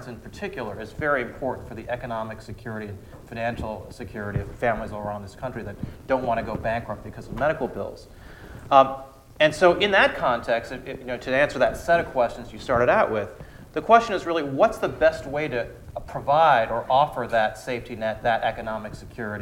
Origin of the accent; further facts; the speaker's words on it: Austin, Texas, United States; here in my hometown of Austin